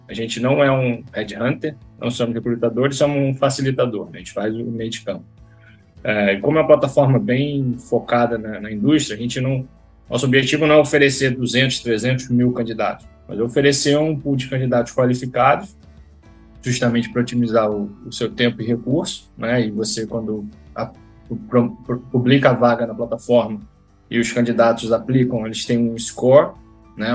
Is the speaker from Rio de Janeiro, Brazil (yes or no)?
yes; Rio de Janeiro, Brazil; sou do Rio de Janeiro, uh, fui atleta de remo do, do Flamengo e do Botafogo